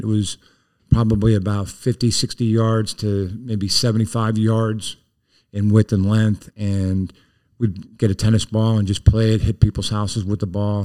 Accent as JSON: {"language": "English", "town": "Plymouth", "region": "Pennsylvania", "country": "United States", "tie": "born or raised there", "also_born_or_lived": "Back Mountain", "said": "we ended up moving to Plymouth in my kindergarten year"}